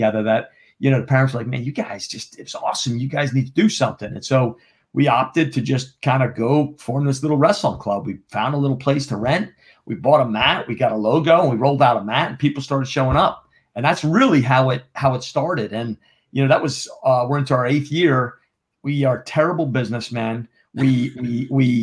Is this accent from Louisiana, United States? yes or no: no; Jefferson Township, New Jersey, United States; accent: New Jersey drawl; now in Charlotte, United States; I'm from New Jersey. I grew up in Northwestern New Jersey.